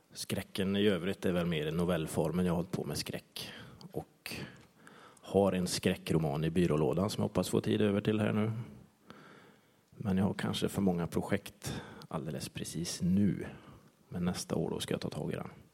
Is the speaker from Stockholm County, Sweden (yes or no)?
no; Bohuslän, Västra Götaland, Sweden; now in near Trollhättan, Sweden; jag är bohuslänning ursprungligen. Bor utanför Trollhättan numera, på en liten gård.